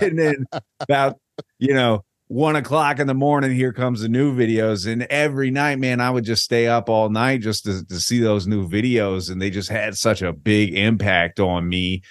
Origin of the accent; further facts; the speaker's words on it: Virginia Beach, Virginia, United States; also born or lived in Richmond, Virginia; now in Tampa, United States; I'm originally from Richmond, but I grew up in Virginia Beach